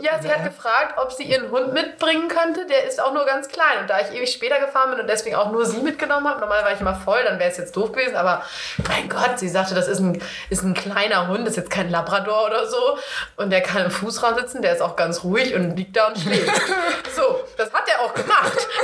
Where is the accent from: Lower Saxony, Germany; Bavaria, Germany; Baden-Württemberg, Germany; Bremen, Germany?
Lower Saxony, Germany; East Frisia; ich komme ja aus Ostfriesland